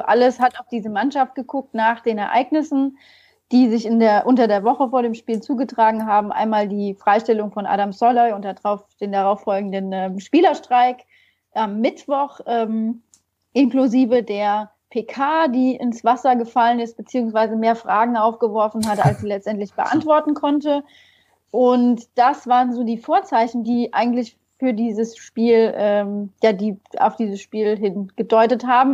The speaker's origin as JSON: {"language": "German", "area": "region near Koblenz", "region": "Rhineland-Palatinate", "country": "Germany", "also_born_or_lived": "Mainz", "moved": "as an adult", "said": "ich komme ursprünglich aus der Region bei Koblenz"}